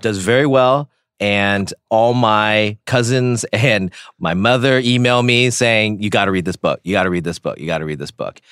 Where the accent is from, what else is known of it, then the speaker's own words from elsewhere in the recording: Silicon Valley, Bay Area, California, United States; I grew up in the Bay Area in Silicon Valley